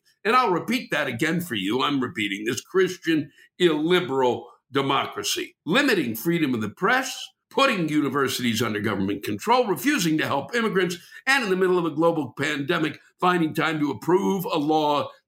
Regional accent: Maryland, United States; I'm from Maryland

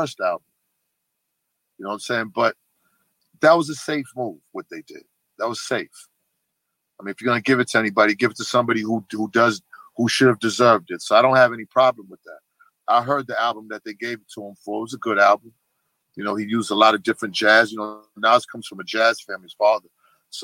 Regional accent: Boston, Massachusetts, United States; I come from Boston, very racist city

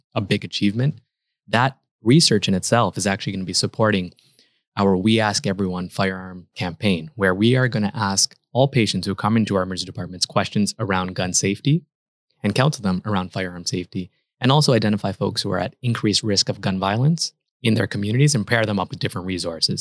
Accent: Canada; moved away as an adult; also born or lived in Toronto, Canada / Chicago, United States; now in United States; actually, I'm a Canadian. I trained in Canada, and then I did my fellowship in Chicago.

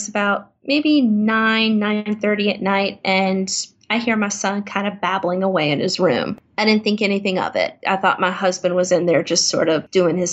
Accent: Virginia Beach, Virginia, United States; also born or lived in South Korea / Taiwan; my hometown here in Virginia Beach

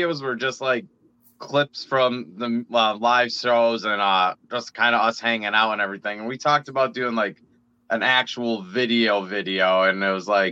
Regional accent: Scranton, Pennsylvania, United States; We're from Scranton, PA, actually here

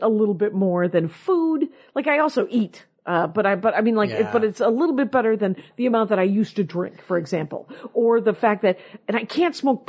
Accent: Milwaukee, Wisconsin, United States; moved away; I'm from Milwaukee.

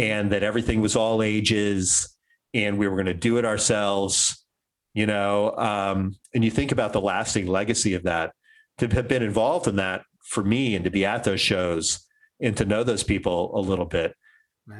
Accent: DC suburbs, Maryland, United States; I grew up in Maryland, uh, in the DC suburbs in the 80s

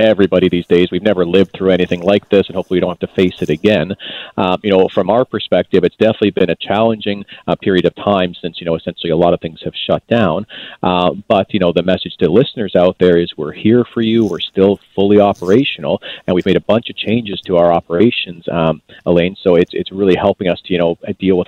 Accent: Canada; I hold some pride as a Canadian here

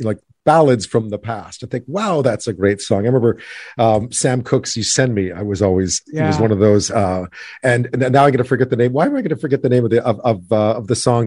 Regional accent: Canada; also born or lived in Edinburgh, Scotland; I was living in Edinburgh, started giving me a hard time for being Canadian

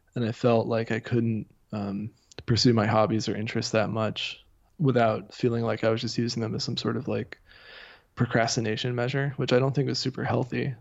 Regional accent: near Dayton, southwest Ohio, United States; moved away as an adult; now in Massachusetts, United States; I'm originally from the Midwest. I grew up in Ohio.

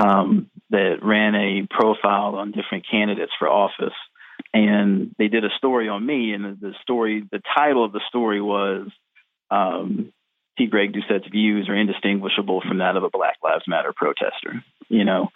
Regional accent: Virginia Beach, Virginia, United States; I grew up in Virginia Beach, Virginia

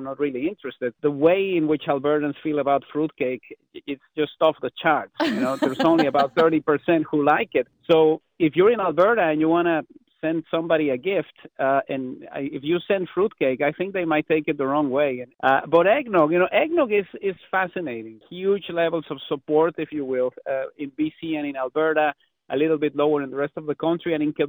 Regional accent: Mexico; now in Canada; growing up in Mexico

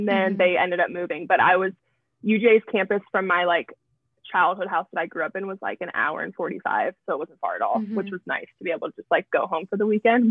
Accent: Georgia, United States; moved away as an adult; also born or lived in Florida / Raleigh, North Carolina; now in Fort Collins, United States; I actually grew up in Georgia

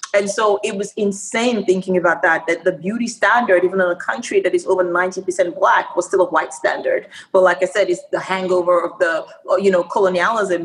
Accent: Nigeria; moved away; also born or lived in Australia; I spent my um, early formative years in Nigeria, and then I went to Australia

